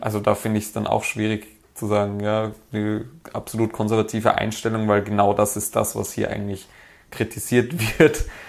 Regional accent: Vienna, Austria; als Wiener

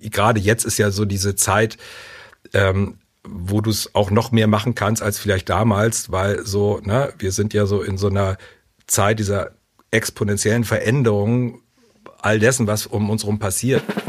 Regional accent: Hamburg, Germany; Also ich bin aufgewachsen auf einem Hof. Also es war äh, hier in, in, in, Hamburg

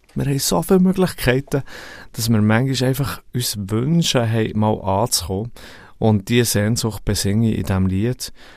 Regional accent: Thun, Bern, Switzerland; Ich bin aufgewachsen in Thun

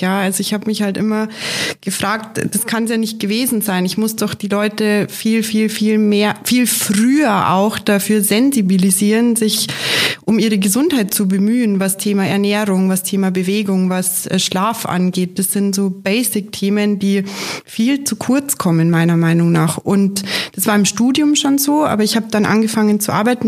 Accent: Munich, Bavaria, Germany; bin gebürtige Münchnerin

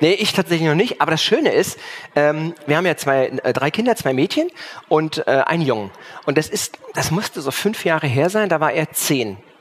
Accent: Cologne, North Rhine-Westphalia, Germany; now in Schwerin, Germany; bin ja aus Köln, dann weggezogen

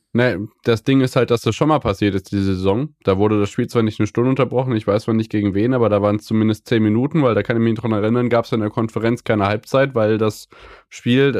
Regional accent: Hesse, Germany; als Hesse

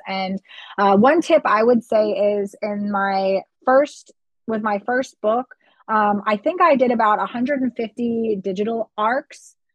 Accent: Florida, United States; first language English; moved away as an adult; now in Germany; I grew up in Florida, which is a very hot climate

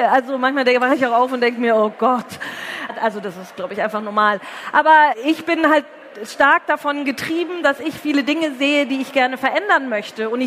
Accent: Herrsching am Ammersee, Bavaria, Germany; eine Anti-Nazi-Demo in Hersching am Ammersee zu organisieren, wo ich herkomme

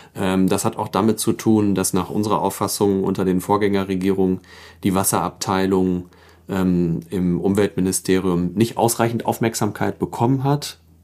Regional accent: Emsdetten, North Rhine-Westphalia, Germany; also born or lived in Karlsruhe; Da bin ich auch aufgewachsen in Emstetten

